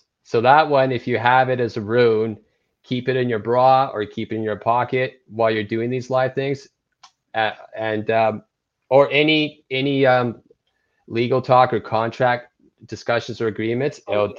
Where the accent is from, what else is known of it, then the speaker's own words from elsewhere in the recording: Toronto, Ontario, Canada; I'm from Toronto, Ontario.